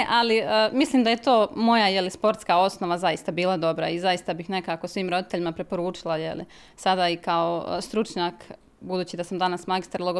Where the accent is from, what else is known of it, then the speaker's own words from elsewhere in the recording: Mostar, Federation of Bosnia and Herzegovina, Bosnia & Herzegovina; ja sam ono što bi kod nas u Mostaru rekli, mahalsko dijete odrasla